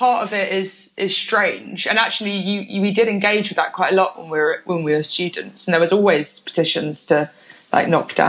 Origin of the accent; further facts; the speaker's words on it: Oxford, South East England, United Kingdom; also born or lived in London / Bristol; I grew up half in London, half in Oxford. Right. Moved to Oxford when I was about eight or something.